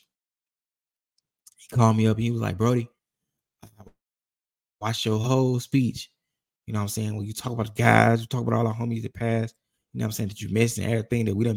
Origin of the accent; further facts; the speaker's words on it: United States; I'm from Roseland, to where like one part of Roseland is legitimately a low income to middle class